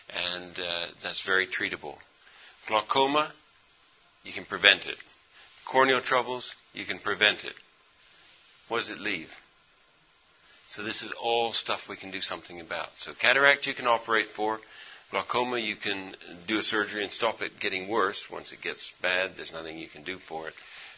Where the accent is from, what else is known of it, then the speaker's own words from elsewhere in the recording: India; Actually, I've been overseas my whole life. I grew up in India.